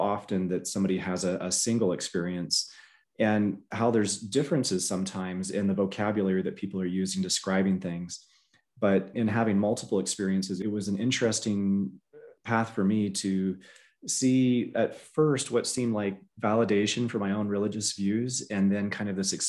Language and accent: English; the South, United States; So I grew up in the South